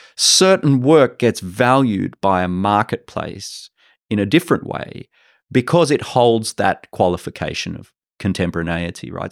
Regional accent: Sydney, New South Wales, Australia; moved away as an adult; now in Singapore; I grew up in Sydney and I studied in Sydney

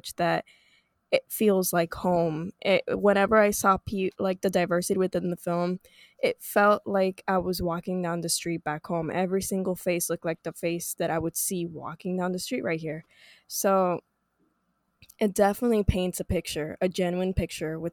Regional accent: Puerto Rico; I'm born and raised in Puerto Rico.

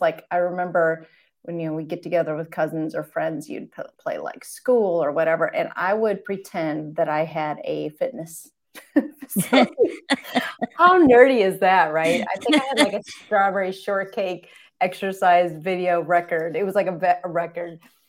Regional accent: Michigan, United States; Well, my background, I guess I grew up in Michigan, kind of rural farmland atmosphere, grew up next to my grandparents, and everyone on that road kind of was very down to earth people.

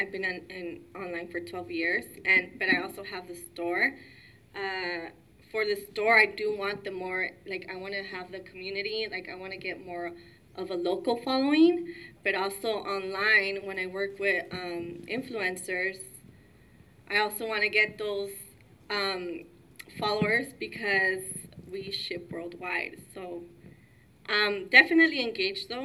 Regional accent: Montebello, California, United States; I grew up in Montebello

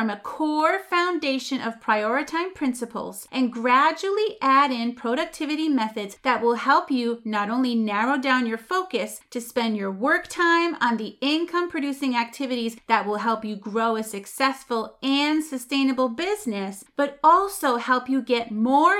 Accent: Massachusetts, United States; I'm from Massachusetts. We say wicked.

